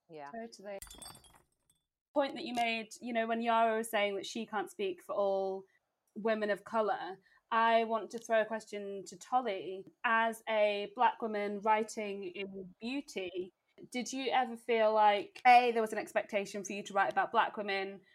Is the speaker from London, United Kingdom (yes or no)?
no; Wakefield, Yorkshire and the Humber, United Kingdom; accent: northern; also born or lived in Nigeria; a northern girl, actually. I was born in Nigeria. And mm-hmm. then my family, for some reason, moved to the city of Wakefield in West Yorkshire